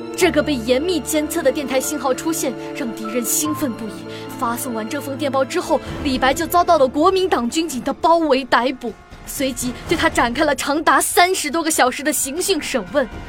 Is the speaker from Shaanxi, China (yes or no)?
no; Liuyang, Hunan, China; 我家乡流洋